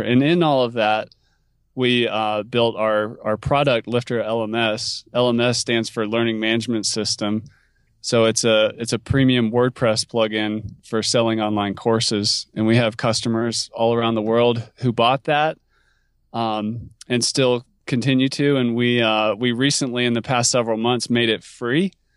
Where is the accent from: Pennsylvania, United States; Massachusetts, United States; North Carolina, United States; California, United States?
North Carolina, United States; moved away as an adult; also born or lived in Alaska / Western US; I grew up in North Carolina where it doesn't snow that much